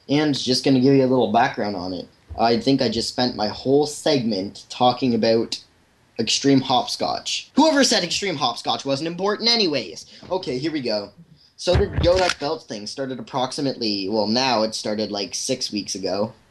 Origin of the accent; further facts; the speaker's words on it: Canada; It's kind of ironic because I'm Canadian.